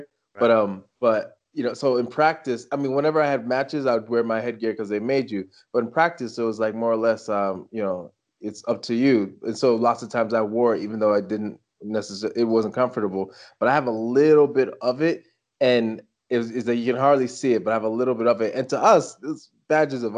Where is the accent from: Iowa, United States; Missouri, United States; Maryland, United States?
Maryland, United States; also born or lived in Washington, D.C. / Pennsylvania; I grew up in Maryland. I was born in D.C. My whole family's from Nigeria